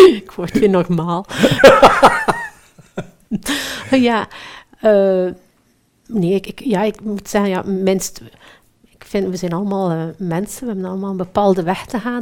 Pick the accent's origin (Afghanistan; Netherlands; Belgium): Belgium; Ik ben Belg